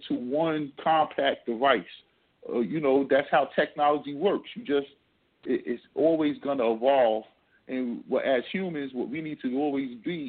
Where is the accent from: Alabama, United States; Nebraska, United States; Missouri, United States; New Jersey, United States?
New Jersey, United States; I grew up in Jersey